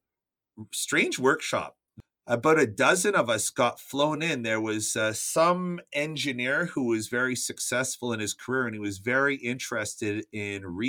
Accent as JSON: {"language": "English", "country": "Canada", "said": "I'm Canadian"}